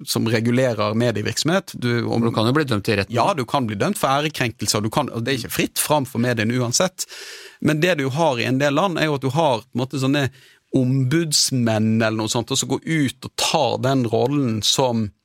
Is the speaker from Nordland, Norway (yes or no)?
yes; Sortland, Nordland, Norway; also born or lived in Bergen; Ja, jeg er fra Vesterålen, fra Sortland.